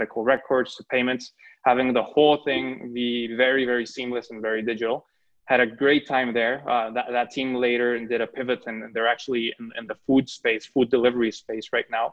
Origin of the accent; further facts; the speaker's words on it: Mexico; moved away as an adult; I was born and raised in Mexico